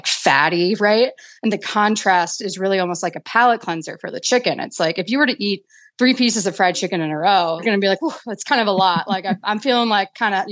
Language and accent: English; Milwaukee, Wisconsin, United States; I grew up in Milwaukee, Wisconsin